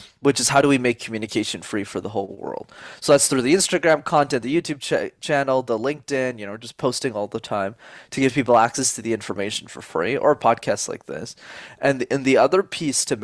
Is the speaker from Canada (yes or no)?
yes; Montreal, Quebec, Canada; first language English; I'm born and raised in Montreal in Canada